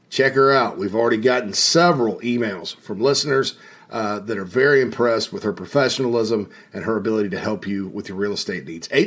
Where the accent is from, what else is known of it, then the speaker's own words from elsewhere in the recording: Spartanburg, South Carolina, United States; Right there in my hometown of Spartanburg